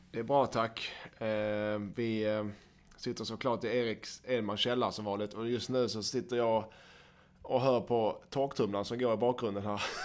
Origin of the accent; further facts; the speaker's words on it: Skåne, Sweden; accent: Scanian (skånska); min skånska